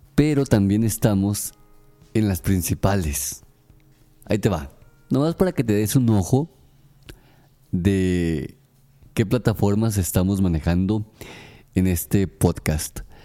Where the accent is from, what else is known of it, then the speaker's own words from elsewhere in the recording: Aguascalientes, Mexico; Aguascalientes, mi ciudad natal, mi estado natal